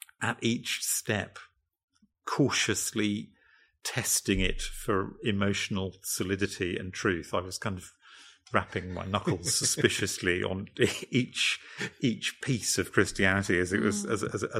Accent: United Kingdom; I'm British and male and of a certain generation

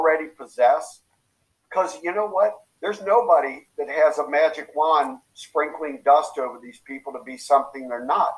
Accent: Kentucky, United States; accent: Southern twang; moved away as an adult; also born or lived in Tennessee / California / Iowa / Illinois; now in Chicago, United States; I grew up in Kentucky. Graduated from the University of Tennessee, so I have a bit of that Southern twang in me

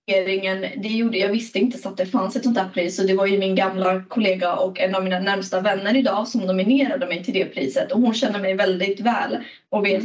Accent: Stockholm, Stockholm County, Sweden; moved away as an adult; now in Gothenburg, Sweden; Jag sitter i Göteborg, men jag är från Stockholm

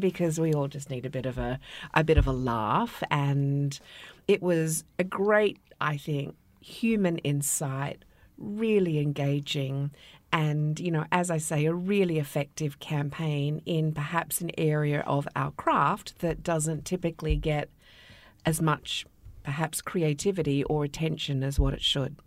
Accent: Australia; moved away; my home country

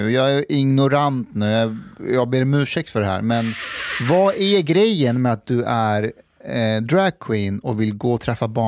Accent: Afghanistan; now in Sweden; jag är ju afghan

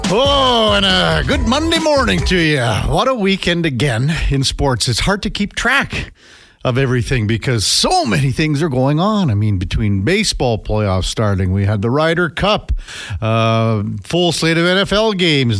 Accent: Saskatchewan, Canada; growing up in Saskatchewan

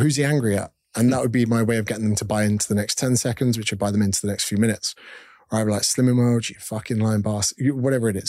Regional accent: United Kingdom; moved away as an adult; also born or lived in Australia; Being a Brit overseas

